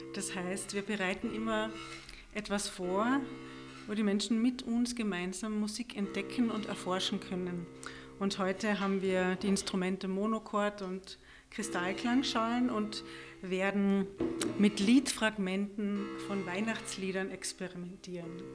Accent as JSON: {"language": "German", "country": "Austria", "said": "bei uns in Österreich"}